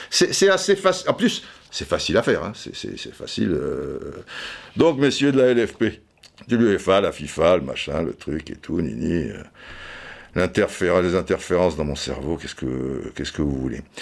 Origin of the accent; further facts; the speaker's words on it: France; en tant que Français